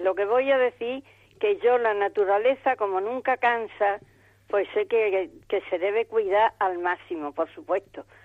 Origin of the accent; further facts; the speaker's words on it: Badajoz, Extremadura, Spain; de Badajoz, mm, de Badajoz, Badajoz